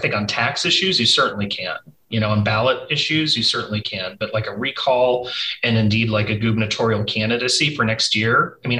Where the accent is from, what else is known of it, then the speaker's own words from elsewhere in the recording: California, United States; You know, when I was raised in California politics, we used to talk about the fish hook.